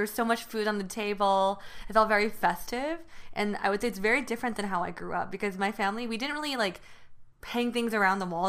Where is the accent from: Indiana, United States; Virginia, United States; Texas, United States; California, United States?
California, United States; Union City; first language Mandarin and Taiwanese; English is a second language; I grew up in Northern California in Union City